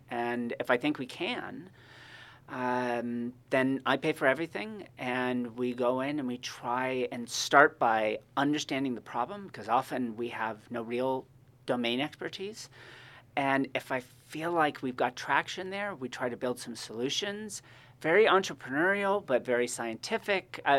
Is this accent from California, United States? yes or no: yes; Monterey, California, United States; I've actually, I grew up in Monterey and I have never right. been on the actual campus of the school before.